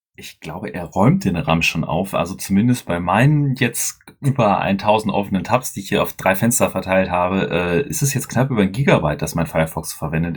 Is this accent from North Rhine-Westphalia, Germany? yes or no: yes; Dortmund, North Rhine-Westphalia, Germany